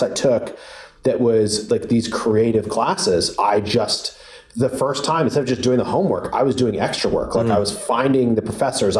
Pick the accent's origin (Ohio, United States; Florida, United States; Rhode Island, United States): Rhode Island, United States; Providence; I grew up in Providence, Rhode Island